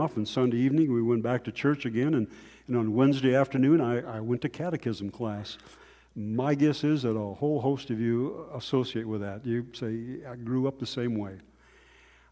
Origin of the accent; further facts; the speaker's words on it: North Dakota, United States; I grew up in North Dakota